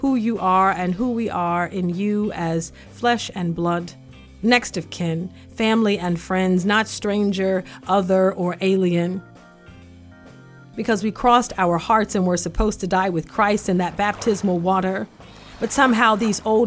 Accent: the South, United States; When I was growing up in the South

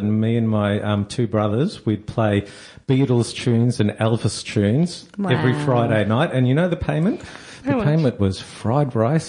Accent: Frankston, Victoria, Australia; I've lived in Frankston South, for 50 years.

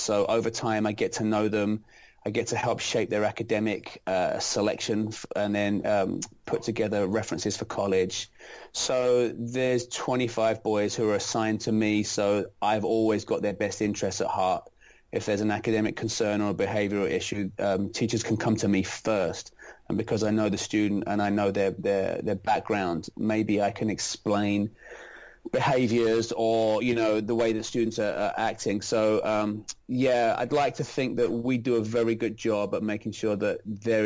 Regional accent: London, United Kingdom; moved away as an adult; now in United States; I'm not originally from America. I'm from London, England, and I taught in 3 separate schools back home in England

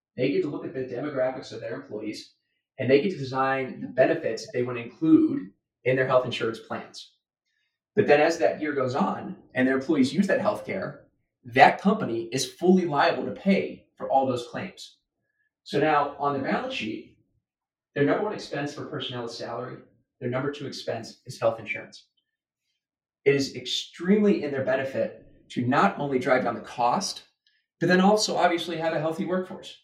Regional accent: United States; as an American

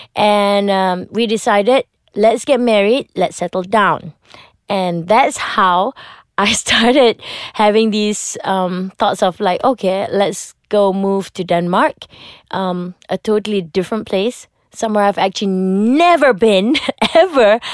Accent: Malaysia; as a Malaysian, you get to watch a lot of American shows

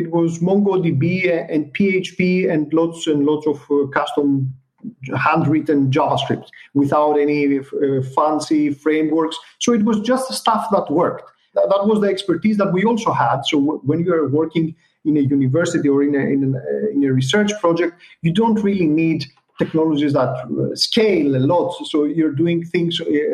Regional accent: Greece; we're coming from Greece

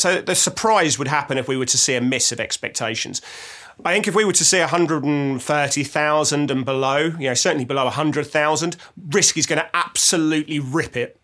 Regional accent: England, United Kingdom; I'm English

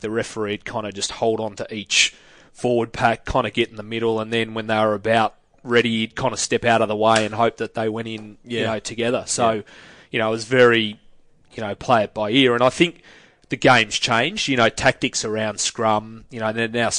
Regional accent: Australia; as an Australian

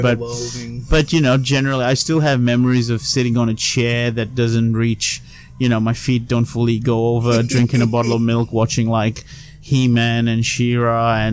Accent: Sri Lanka; moved away as an adult; also born or lived in Colombo; now in Australia; I grew up in Sri Lanka. I was there till I was 19.

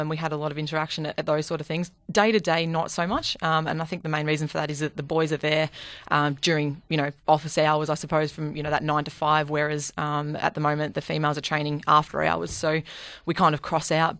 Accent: Bendigo, Victoria, Australia; I'm from Bendigo

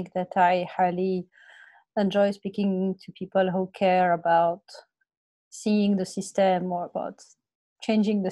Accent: Morocco; moved away as an adult; also born or lived in France; now in Australia; I'm coming from Morocco, and I did a Master of Commerce in France, and then I came to Australia 20 years ago to do an MBA

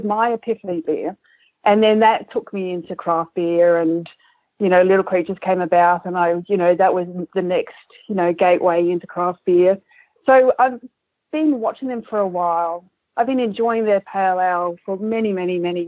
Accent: Adelaide, South Australia, Australia; I grew up in Kensington Park, which was down the road from the Coopers' original Leabrook Brewery.

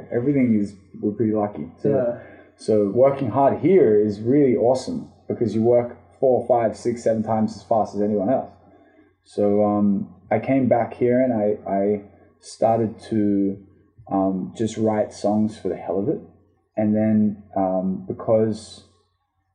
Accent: Sydney, New South Wales, Australia; also born or lived in Israel; I grew up in Australia's Bondi Beach

